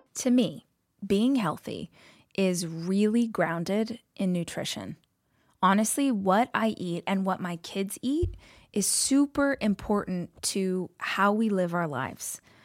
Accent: Southern California, United States; also born or lived in Austin, United States; I grew up in Southern California, lived in L A for, like, twenty years, moved to Austin for five

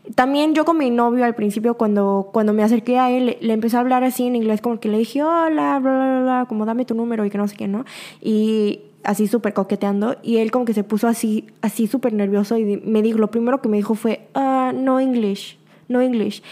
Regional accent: Mexico; now in South Korea; soy de México, del extranjero, afuera de Corea, obviamente por mi acento en coreano

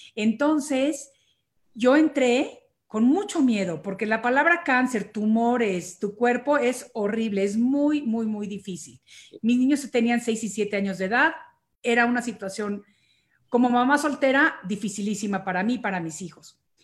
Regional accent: Mexico; now in United States; yo soy mexicana

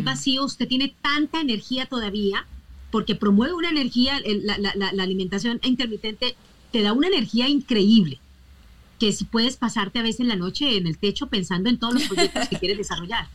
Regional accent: Colombia; yo soy colombiana

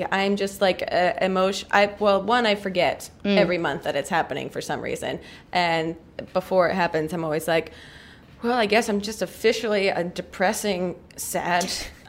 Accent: New Jersey, United States; I'm from New Jersey, and that was a very, like, the Jersey Shore.

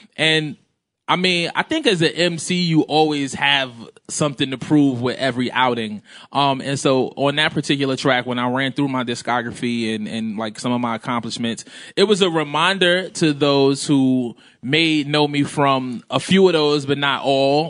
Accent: New York City, New York, United States; I grew up in Brooklyn

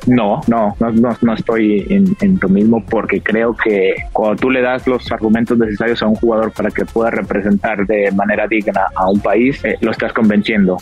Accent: Mexico; como mexicano

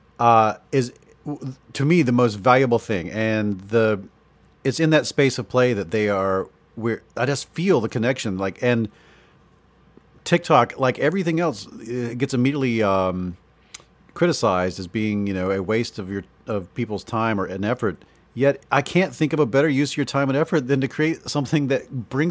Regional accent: the South, United States; I'm from the South

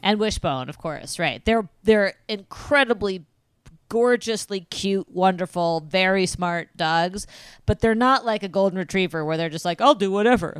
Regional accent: Midwest, United States; as a Midwesterner

